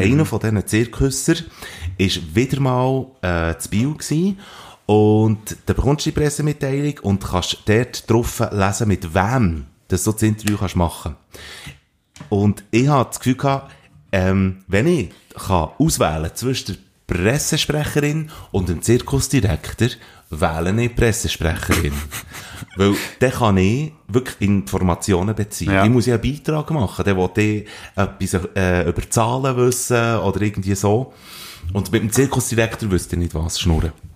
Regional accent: Switzerland; als Schweizer Journalist

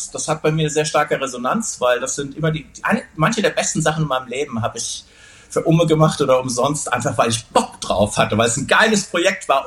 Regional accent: Wuppertal, North Rhine-Westphalia, Germany; wir kommen aus Wuppertal, wir sind stolz drauf, aus Wuppertal zu kommen

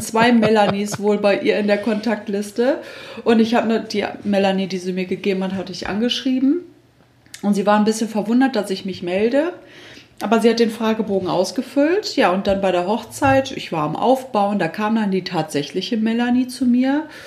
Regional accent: Düsseldorf, North Rhine-Westphalia, Germany; now in Minden, Germany; ich komme eigentlich gebürtig aus Düsseldorf

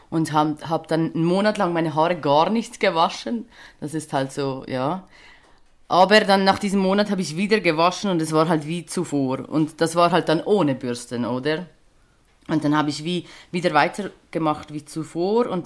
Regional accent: Switzerland; ich komme aus der Schweiz, wie man vielleicht äh, nicht überhören kann.

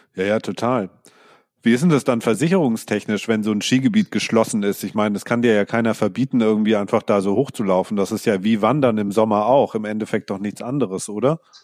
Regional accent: Sonthofen, Bavaria, Germany; ich komme ja aus dem Allgäu

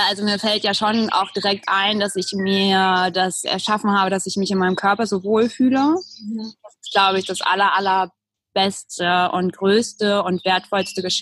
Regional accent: Berlin, Germany; moved away; bin aufs Land gezogen, habe äh, meine Heimatstadt Berlin verlassen

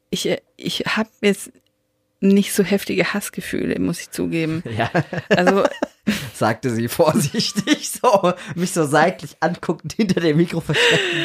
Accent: Baden-Württemberg, Germany; Wir sind halt Schwaben.

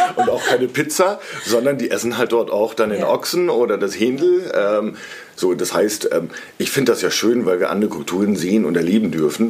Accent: Cloppenburg, Lower Saxony, Germany; moved away as an adult; also born or lived in Mannheim; now in Munich, Germany; aufgewachsen bin ich in Kloppenburg, mhm. einer schönen Kreisstadt ähm, in Niedersachsen ähm, auf dem flachen Land. Ähm, bin aber seit über 20 Jahren inzwischen in äh, München wohnhaft

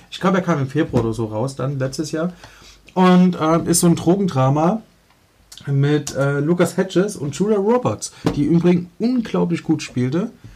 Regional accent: Leipzig, Saxony, Germany; ich bin in Leipzig-Reutnitz aufgewachsen

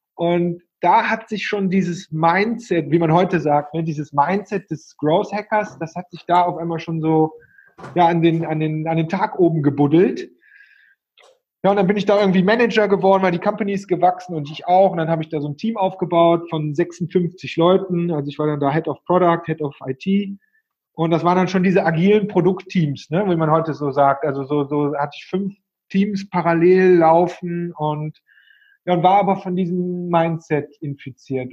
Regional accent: Cologne, North Rhine-Westphalia, Germany; ich bin aus Köln, wie man vielleicht ein bisschen hört

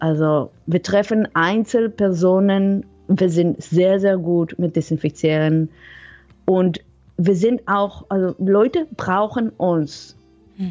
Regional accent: Israel; German is a second language; moved away; also born or lived in Netherlands; Ursprünglich komme ich aus Israel, mhm. aber ich habe ganz lange in den Niederlanden gewohnt.

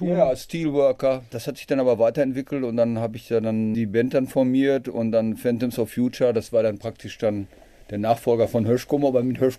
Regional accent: Dortmund, North Rhine-Westphalia, Germany; born there; Ja, ich bin äh, Rheinische Straße 143 äh, geboren, also praktisch äh, in dem

